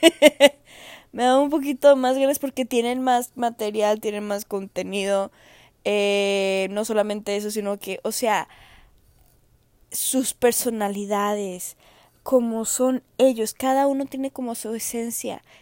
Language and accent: Spanish; Jalisco, Mexico; moved away; del estado de Jalisco, de donde yo soy, de donde me vieron hacer